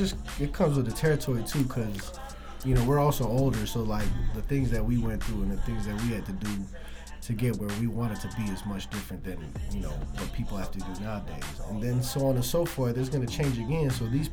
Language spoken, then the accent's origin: English; Philippines; I just felt like I had a lot to prove, especially like, being a Filipino kid, like trying to rap.